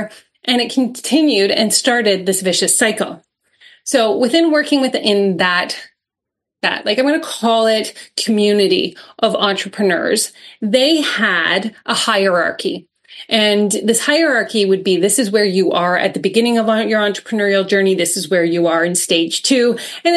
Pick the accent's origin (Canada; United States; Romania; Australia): Canada; I'm Canadian